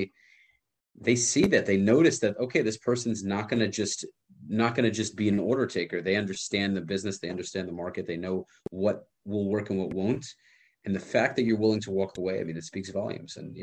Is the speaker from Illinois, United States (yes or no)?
no; New York, United States; moved away as an adult; I grew up in New York